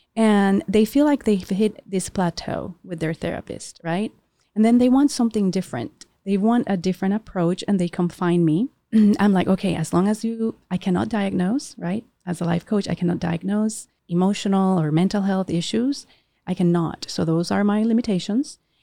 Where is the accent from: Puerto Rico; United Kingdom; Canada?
Puerto Rico; we born and raised in Puerto Rico